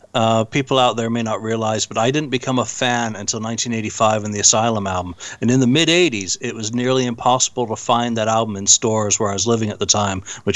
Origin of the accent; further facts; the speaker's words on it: Bradford, Yorkshire and the Humber, United Kingdom; accent: English; now in United States; I moved here from Bradford in, December 78, so I didn't get into American